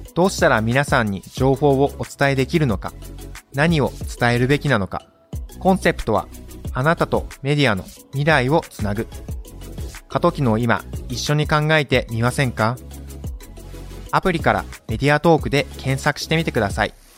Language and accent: Japanese; Uji, Kyoto, Japan; 私、京都の宇治出身なんですけど